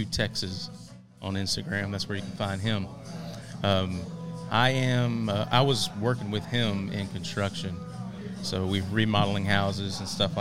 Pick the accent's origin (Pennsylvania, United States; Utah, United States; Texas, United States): Texas, United States; Groves; I was born and raised in Groves, graduated from Port Neches in 2002